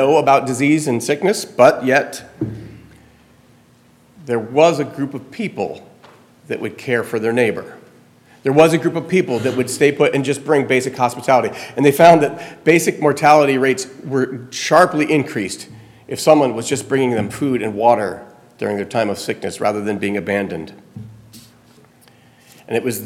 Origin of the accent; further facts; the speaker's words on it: Florida, United States; now in New Jersey, United States; growing up in Florida